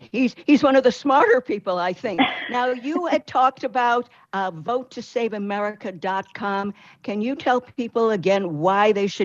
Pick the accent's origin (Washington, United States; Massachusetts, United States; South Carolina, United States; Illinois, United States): Illinois, United States; Chicago; I was born in Chicago, Illinois